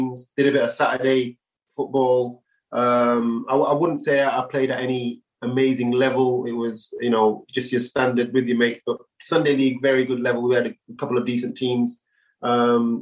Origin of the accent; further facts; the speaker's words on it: Bradford, Yorkshire and the Humber, United Kingdom; moved away as an adult; also born or lived in Sheffield; now in London, United Kingdom; born and raised in Bradford